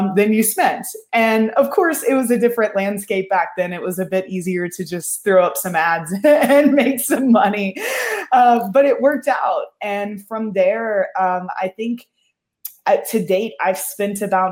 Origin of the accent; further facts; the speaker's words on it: Kentucky, United States; moved away as an adult; also born or lived in Austin, Texas; I grew up in Kentucky